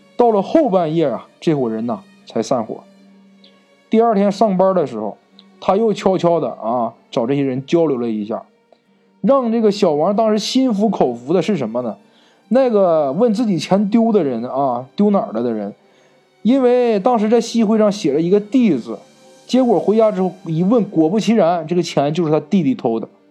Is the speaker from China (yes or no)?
yes; Northeast China, China; accent: Northeastern; 咱们东北话